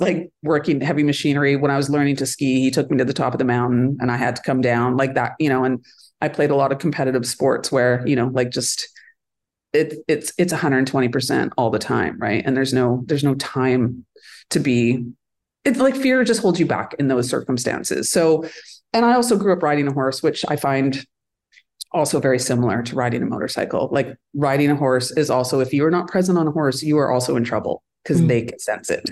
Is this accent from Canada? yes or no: yes; Northern Alberta, Canada; now in Vancouver, Canada; where I grew up in Northern Alberta